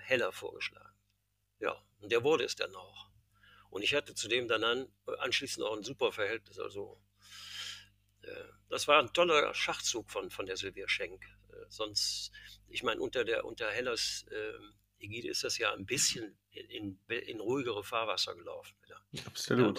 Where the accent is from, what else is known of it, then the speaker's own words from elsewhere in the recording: Cologne, North Rhine-Westphalia, Germany; ich bin ja Kölner, gebürtiger Kölner.